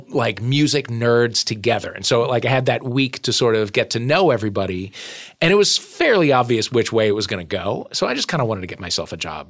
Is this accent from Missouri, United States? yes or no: yes; St. Louis, Missouri, United States; From my hometown of St. Louis.